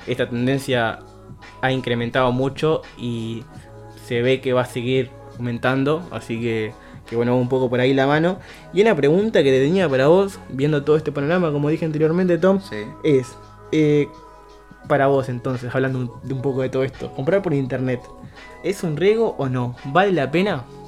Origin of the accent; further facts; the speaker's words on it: Uruguay; somos uruguayos